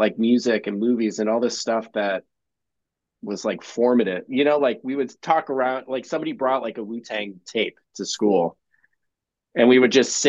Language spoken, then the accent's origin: English; Medina, Ohio, United States; I actually am from like a town down the road, Medina, which is super small